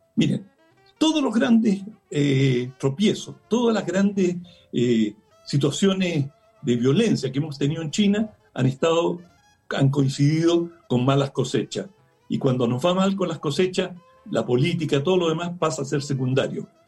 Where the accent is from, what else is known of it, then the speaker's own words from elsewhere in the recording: Chile; como chilenos